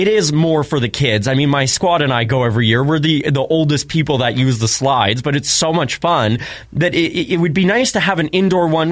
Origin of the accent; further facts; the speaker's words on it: Swan River, Manitoba, Canada; moved away; my hometown of Swan River